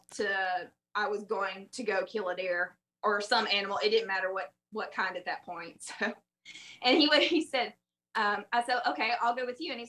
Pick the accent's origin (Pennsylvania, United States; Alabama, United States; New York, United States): Alabama, United States; South; moved away as an adult; also born or lived in Southern Mississippi; now in Tennessee, United States; if you can't tell from my awful accent, I'm from South Alabama, southern Mississippi area